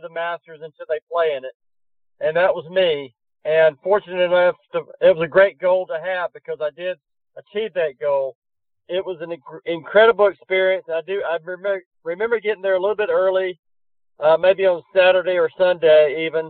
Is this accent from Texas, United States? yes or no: no; Georgia, United States; growing up in Georgia, I was used to seeing lots of hills and things